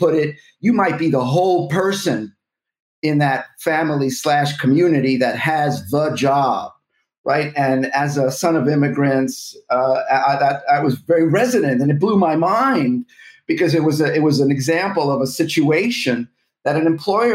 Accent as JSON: {"language": "English", "country": "United States", "said": "as an American"}